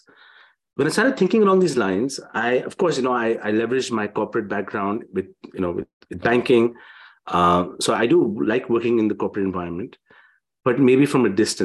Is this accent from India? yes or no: yes; India; I'm from India